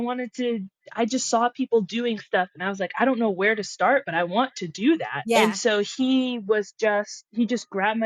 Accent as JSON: {"language": "English", "town": "Los Angeles", "region": "California", "country": "United States", "said": "I'm from LA."}